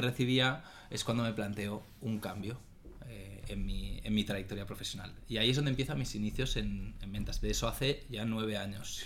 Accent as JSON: {"language": "Spanish", "town": "Barcelona", "region": "Catalonia", "country": "Spain", "tie": "born or raised there", "said": "soy un chico de Barcelona, Em, tengo 36 años, casado, sin hijos. Eh, estudié, estudié aquí, tanto el colegio como la universidad"}